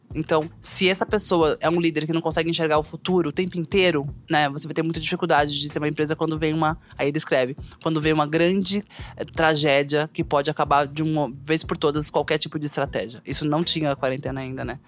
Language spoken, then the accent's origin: Portuguese; Northeast Region, Brazil; muito brasileira, nordestina